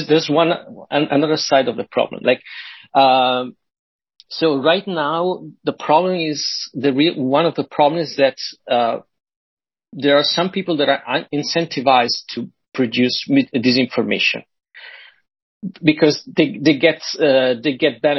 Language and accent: English; Italy; I'm from Italy